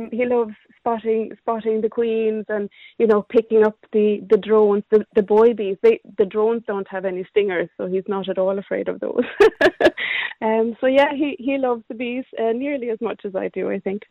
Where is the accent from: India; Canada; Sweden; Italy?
Sweden; moved away as an adult; now in Cork, Ireland; I I came from from Sweden about twenty odd years ago